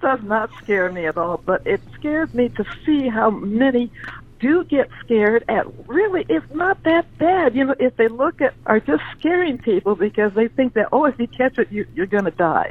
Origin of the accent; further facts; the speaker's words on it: Wilmington, California, United States; also born or lived in Everett, Washington; now in San Diego, United States; I grew up in a housing project in, in Wilmington, California, right, right, right on the port area there, because my my dad brought us us down here from Everett, Washington, when when when uh, when Pearl Harbor struck